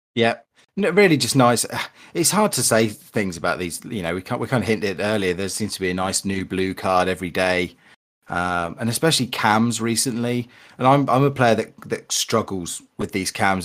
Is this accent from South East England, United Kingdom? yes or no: yes; Berkshire, South East England, United Kingdom; I smashed a few greenhouse windows in the leafy greens of Berkshire